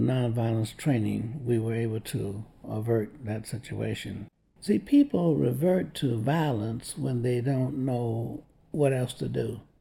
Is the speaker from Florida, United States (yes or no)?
yes; Tampa, Florida, United States; I grew up in Tampa, Florida